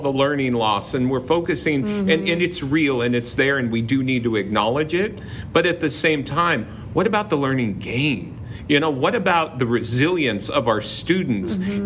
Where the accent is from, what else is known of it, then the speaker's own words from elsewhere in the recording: Palm Springs, California, United States; I grew up in the Palm Springs area